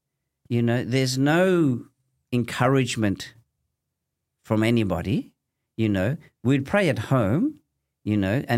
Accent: Thomastown, Victoria, Australia; No, I grew up in Thomastown. So I went to Thomastown Primary, alhamdulillah.

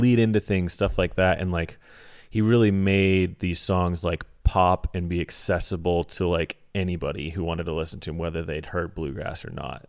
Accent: Alaska, United States; I grew up in Alaska

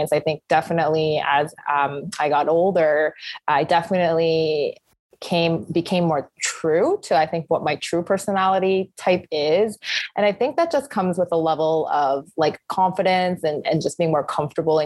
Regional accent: Canada; growing up in kind of Canadian society, I've definitely become a lot more kind of punctual and schedule driven

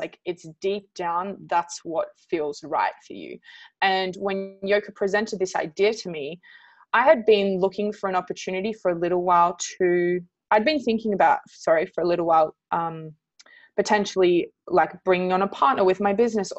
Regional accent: Canberra, Australian Capital Territory, Australia; I'm from Canberra

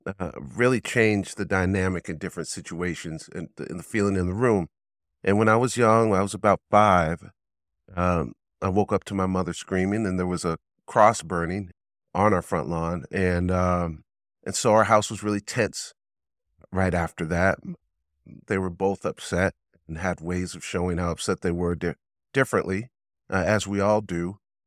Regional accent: Pasadena, California, United States; Yeah, I come from Pasadena, California is where I'm from.

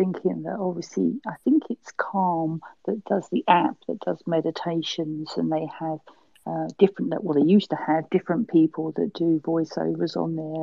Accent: England, United Kingdom; Being English

